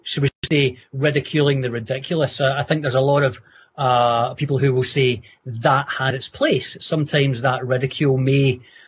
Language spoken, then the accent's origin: English; Scotland, United Kingdom; as a Scottish football fan